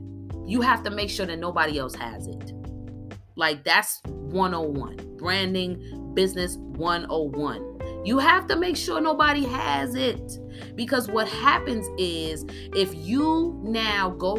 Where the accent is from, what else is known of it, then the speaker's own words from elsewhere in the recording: New York, United States; moved away as an adult; also born or lived in New Jersey; now in Atlanta, United States; I'm from New York